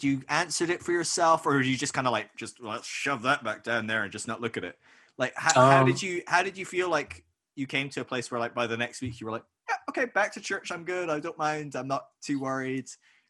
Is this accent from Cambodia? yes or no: no; Scotland, United Kingdom; I'm Scottish